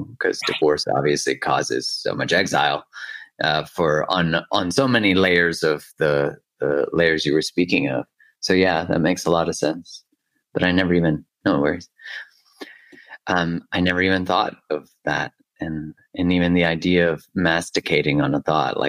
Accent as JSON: {"language": "English", "region": "Alberta", "country": "Canada", "said": "I'm from Alberta, you know, it's like the Texas."}